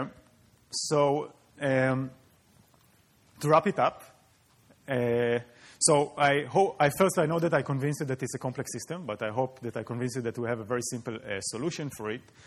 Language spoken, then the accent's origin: English; Israel; moved away; I come from Israel, and in Israel, eh, water appears on the news just like college football in the U S. So you really grow up aware of the water issue.